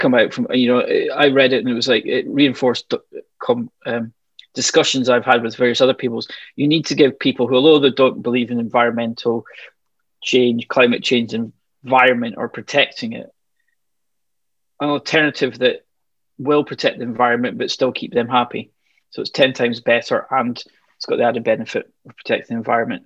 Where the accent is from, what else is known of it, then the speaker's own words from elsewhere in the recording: Glasgow, Scotland, United Kingdom; I grew up just outside Glasgow